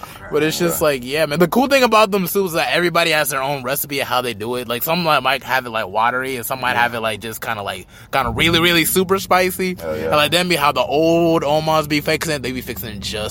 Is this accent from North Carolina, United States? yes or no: yes; Charlotte, North Carolina, United States; I was born in Charlotte, born and raised